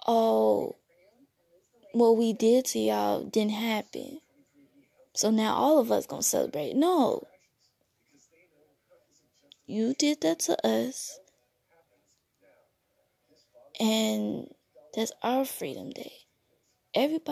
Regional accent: United States; I'm African American.

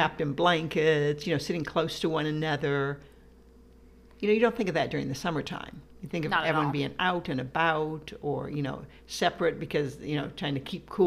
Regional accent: Midwest, United States; I grew up in the Midwest

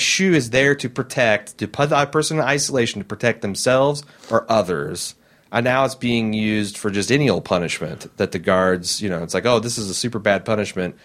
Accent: Indiana, United States; I'm from Indiana

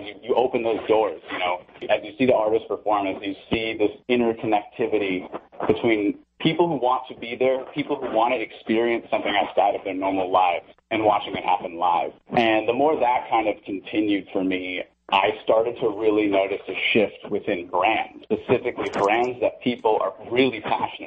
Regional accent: Santa Monica, California, United States; I'm actually born and raised Santa Monica. I am a third generation Angelino.

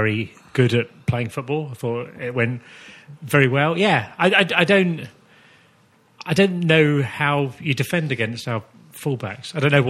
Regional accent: Kent, South East England, United Kingdom; I'm 42, so I grew up in Kent in the 1980s, hence why I support Liverpool.

